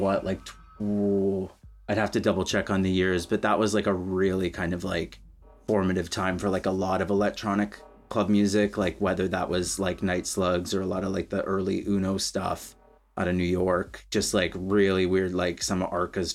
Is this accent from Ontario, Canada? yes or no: no; Winfield, British Columbia, Canada; moved away as an adult; also born or lived in Edmonton, Alberta / Vancouver; now in United Kingdom; I'm originally from a really small town in BC called Winfield, which no one's heard of. So I lived there kind of up until my early 20s.